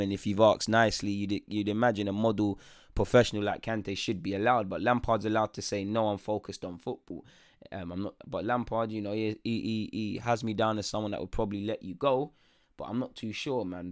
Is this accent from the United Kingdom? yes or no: yes; London, United Kingdom; I'm, you know, an English lad. I was born in North London